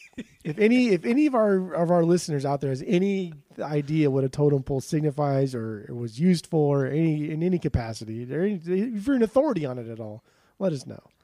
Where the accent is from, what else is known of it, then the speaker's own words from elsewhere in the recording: Southern California, United States; I grew up in Southern California, where just nobody cares about anything